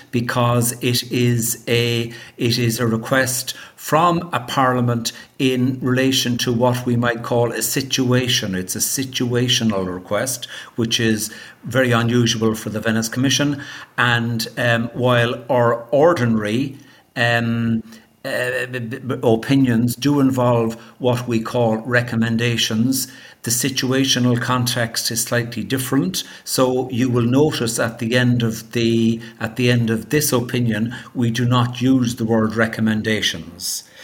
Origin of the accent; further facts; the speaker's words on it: Ireland; I'm an Irish lawyer, and for many years I was a government lawyer in Ireland, recently retired